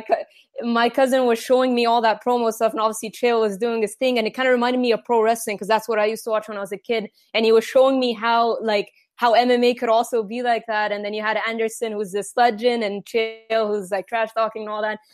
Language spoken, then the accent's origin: English; Egypt; I was born and raised in Egypt